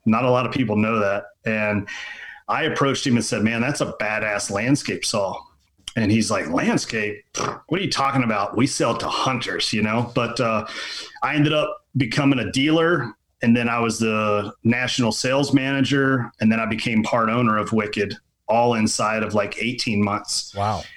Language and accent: English; Lexington, Kentucky, United States; was born and raised in Lexington, Kentucky